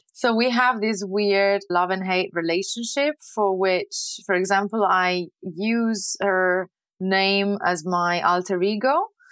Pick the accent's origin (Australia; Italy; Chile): Italy; Lucca, Tuscany; English is a second language; moved away as an adult; also born or lived in United Kingdom / Pisa; now in France; I'm born and raised in Renaissance Tuscany